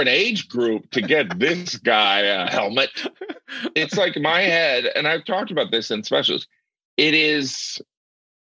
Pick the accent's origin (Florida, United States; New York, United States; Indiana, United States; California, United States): Indiana, United States; born or raised there